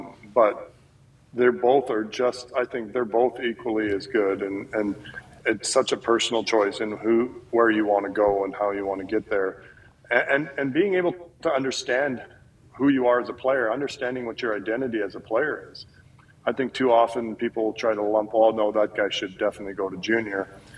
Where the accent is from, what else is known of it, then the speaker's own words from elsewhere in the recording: Canada; I think that it's something that as a Canadian player, there's more awareness of what's going on down in the U.S.